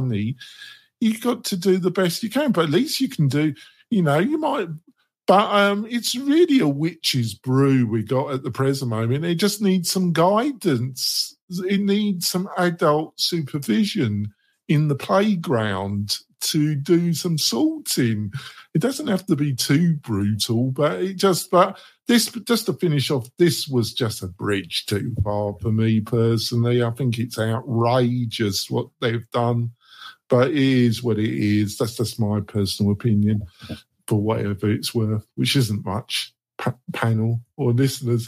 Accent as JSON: {"language": "English", "country": "United Kingdom", "moved": "yes", "lives_now": "United States", "said": "as a kind of guest American, I see myself as British, but I'm also an American citizen"}